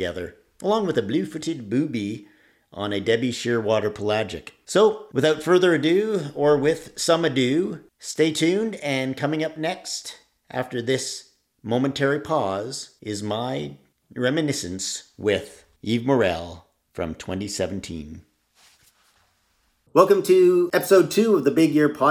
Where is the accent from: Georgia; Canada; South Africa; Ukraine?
Canada; being a Canadian and having never seen the entire country